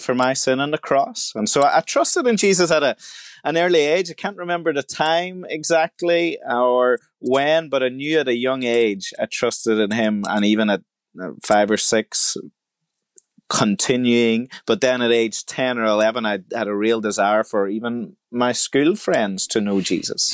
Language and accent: English; Ireland; I was born in the Republic of Ireland in, uh, the country, and my parents were Christians